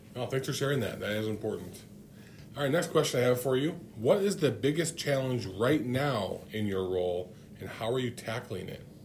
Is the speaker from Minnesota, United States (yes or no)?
yes; Cloquet, Minnesota, United States; now in Grand Rapids, United States; I'm from Cloquet